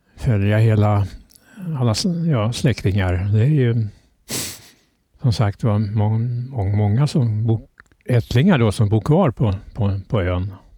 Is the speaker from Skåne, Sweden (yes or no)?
no; Södertälje, Stockholm County, Sweden; also born or lived in Norröra; Och det är där jag är uppväxt, i Södertälje